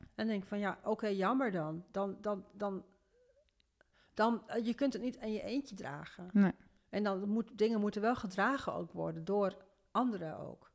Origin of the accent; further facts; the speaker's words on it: Veendam, Groningen, Netherlands; geboren in Noordoost-Groningen, in Veendam. Ehm, als oudste van een gezin van vijf kinderen. Wij woonden daar